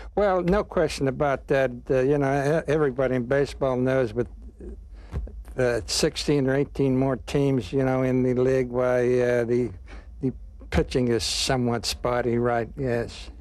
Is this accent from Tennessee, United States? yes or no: no; Donora, Pennsylvania, United States; born or raised there; moved away